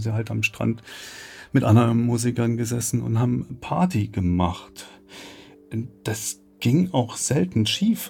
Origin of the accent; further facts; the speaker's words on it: Leipzig, Saxony, Germany; Ich komme ein bisschen weiter her aus Sachsen, äh, Leipzig